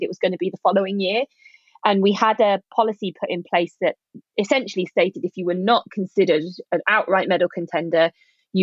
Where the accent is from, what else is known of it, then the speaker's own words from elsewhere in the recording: United Kingdom; also born or lived in Leeds / Bath; my home country